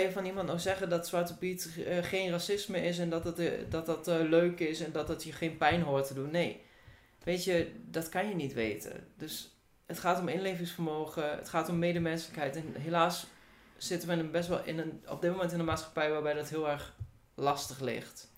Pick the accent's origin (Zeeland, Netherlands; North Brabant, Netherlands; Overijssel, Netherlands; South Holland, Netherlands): Overijssel, Netherlands; Hengelo; Ik kom uit Hengelo